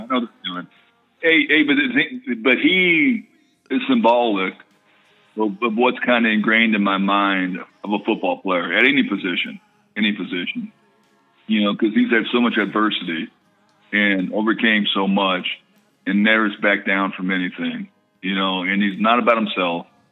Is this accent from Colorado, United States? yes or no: yes; Colorado, United States; moved away; also born or lived in Oakland, California; I was born on the on the West Coast, grew up in Colorado